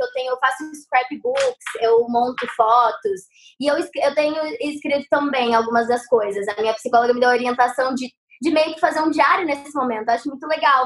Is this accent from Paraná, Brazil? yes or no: yes; Guarapuava, Paraná, Brazil; also born or lived in São Paulo; now in Rio de Janeiro, Brazil; eu sou do Paraná, né? Guarapuava